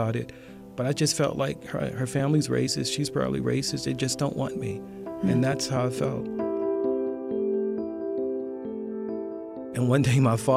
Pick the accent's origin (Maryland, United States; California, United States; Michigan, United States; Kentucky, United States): Maryland, United States; Baltimore; now in Atlanta, United States; I'm a young black man growing up in West Baltimore